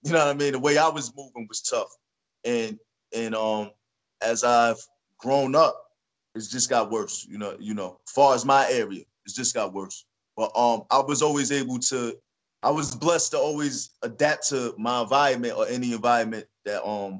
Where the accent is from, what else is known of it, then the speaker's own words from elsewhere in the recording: Jersey City, New Jersey, United States; Well, you know, Jersey City is diverse. You know, it has its rough areas, and it has its mellow areas, and it has its beautiful areas.